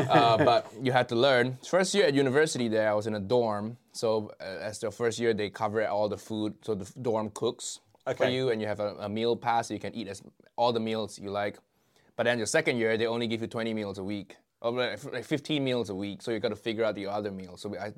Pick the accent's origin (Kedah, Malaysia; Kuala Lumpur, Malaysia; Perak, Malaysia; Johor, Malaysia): Kuala Lumpur, Malaysia; moved away as an adult; also born or lived in United States; now in United Kingdom; I grew up in Malaysia, first 20 years of my life. Grew up there, born and raised there.